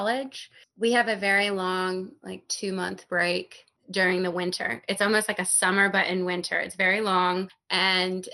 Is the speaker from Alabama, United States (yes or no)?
yes; Mobile, Alabama, United States; moved away as an adult; also born or lived in Oxford, Mississippi; now in Brooklyn, United States; I grew up in a town called Mobile, Alabama